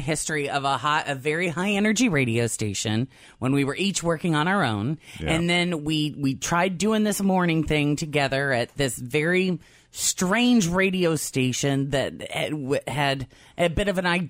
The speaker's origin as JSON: {"language": "English", "region": "Illinois", "country": "United States", "also_born_or_lived": "Tampa, Florida", "moved": "as an adult", "lives_now": "Cincinnati, United States", "said": "I'm from Illinois originally. I've spent 10 and a half, 11 years in Tampa"}